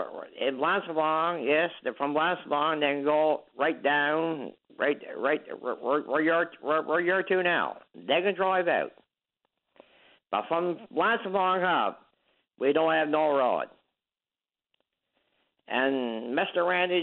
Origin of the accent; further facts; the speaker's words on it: Quebec, Canada; I'm from Quebec